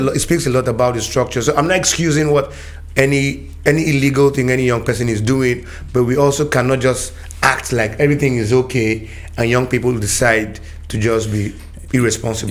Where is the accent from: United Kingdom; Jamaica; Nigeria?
Nigeria; as a Nigerian youth